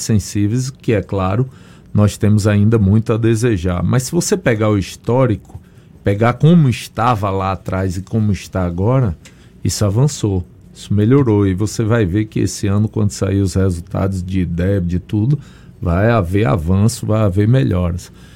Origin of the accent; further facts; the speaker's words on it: Conceição do Coité, Bahia, Brazil; Eu fui secretário de saúde no município interior, em Conceição do Coité, minha terra natal